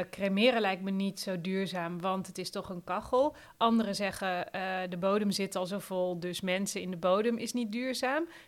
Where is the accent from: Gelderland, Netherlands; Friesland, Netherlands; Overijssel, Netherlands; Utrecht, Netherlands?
Overijssel, Netherlands; ik kom uit Twente en als ik dan kijk naar een, een begrafenis, als daar iemand doodging, dan kwam gewoon het hele dorp.